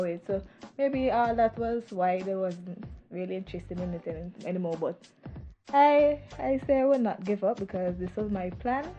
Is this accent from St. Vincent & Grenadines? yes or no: yes; Green Hill, St. Vincent & Grenadines; moved away as an adult; now in Raleigh, United States; I'm from Green Hill